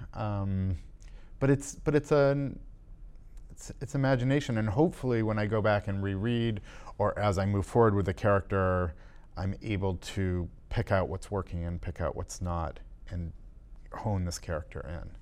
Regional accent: Massachusetts, United States; I live, um, outside of Boston, um, and I grew up in Massachusetts

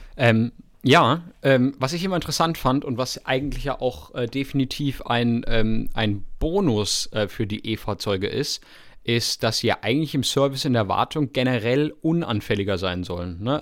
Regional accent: Freiburg, Baden-Württemberg, Germany; in der Nähe Nähe von Freiburg, da wo ich herkomme

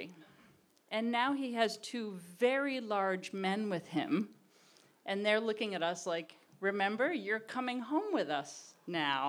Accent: Massachusetts, United States; We're big lesbians from Massachusetts. We're massholes

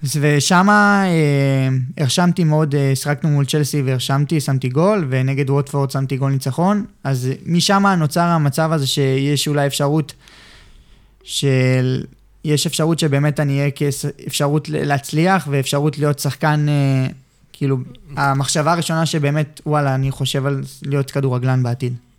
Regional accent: Ramat Gan, Tel Aviv District, Israel; הבית ספר שלי ברמת גן

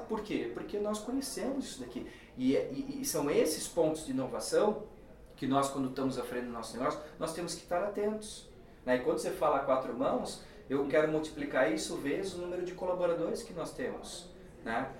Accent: Brazil; nós como brasileiros

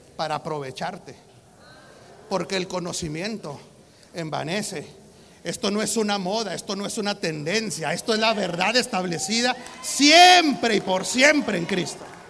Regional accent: Mexico; Soy mexicano.

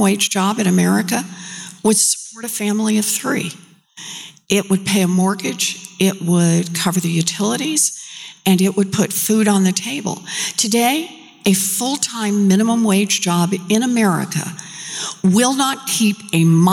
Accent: Oklahoma, United States; I grew up out in Oklahoma, paycheck to paycheck family

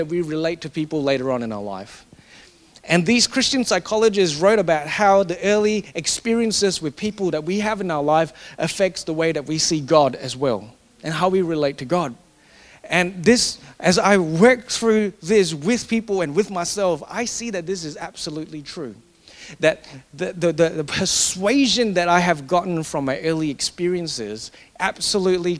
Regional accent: Singapore; Growing up in Singapore, in that culture where you always get given more if you achieve more.

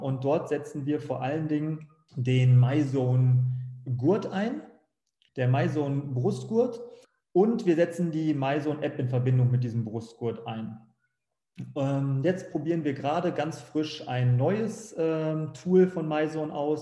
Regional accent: Bückeburg, Lower Saxony, Germany; moved away as an adult; now in Frankfurt am Main, Germany; in meinem Heimatort Bückeburg, ganz kleiner Ort

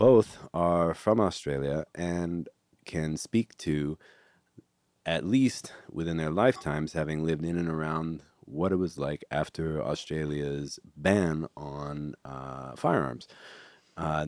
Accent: California, United States; I'm from California

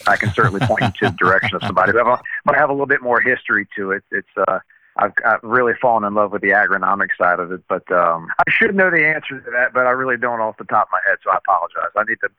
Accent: Baton Rouge, Louisiana, United States; also born or lived in New Orleans, Louisiana / Plaquemine, Louisiana; I was born in New Orleans, grew up in Baton Rouge

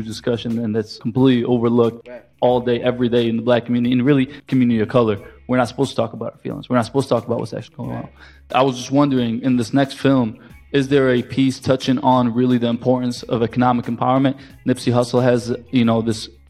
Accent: Detroit, Michigan, United States; moved away as an adult; now in Washington, D.C., United States; I'm originally from Detroit

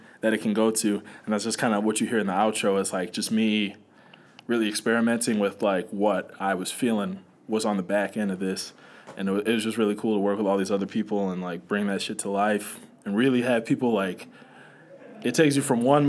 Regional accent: Milwaukee, Wisconsin, United States; I'm from Milwaukee

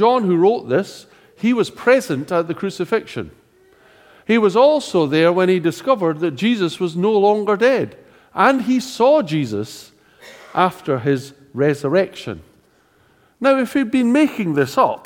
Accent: Scotland, United Kingdom; being Scottish

